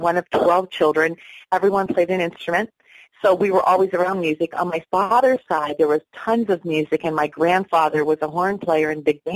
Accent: St. Marys, Pennsylvania, United States; I grew up in Pennsylvania, beautiful area, Pennsylvania, St. Mary's

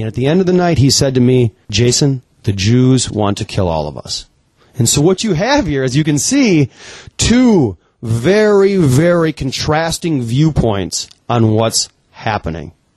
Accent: United States; I'm from the United States

